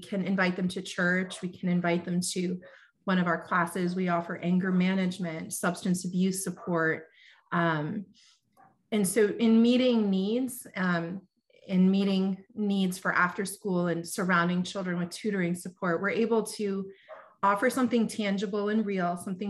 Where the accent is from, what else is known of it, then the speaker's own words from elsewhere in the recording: Front Royal, Virginia, United States; now in Chicago, United States; growing up in Front Royal